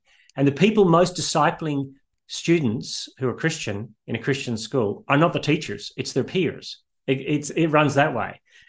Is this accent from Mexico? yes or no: no; Northern Ireland, United Kingdom; also born or lived in Australia; And I grew up in partly in Northern Ireland and partly in Australia.